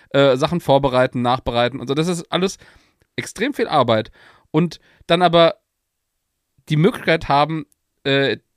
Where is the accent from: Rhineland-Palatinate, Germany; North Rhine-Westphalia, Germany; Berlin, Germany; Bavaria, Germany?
Rhineland-Palatinate, Germany; Mainz; dass der Verein was ist, wo man als Mainzer einfach drauf stolz sein kann und wo man sich mit identifizieren kann.